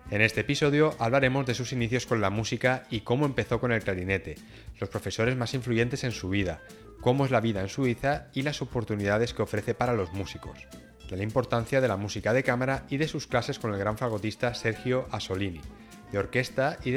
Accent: Cartagena, Region of Murcia, Spain; moved away as an adult; also born or lived in Switzerland; Pues yo soy de Cartagena, mm, una ciudad de la región de Murcia

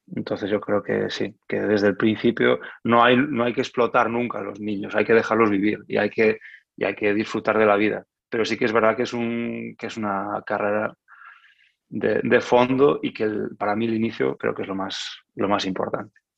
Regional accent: Lugo, Galicia, Spain; moved away as an adult; also born or lived in A Coruña / Porto, Portugal; now in France; yo vengo de Galicia, nací en Coruña, pero cuando, cuando empecé el conservatorio, eh, vivía en, Lugo

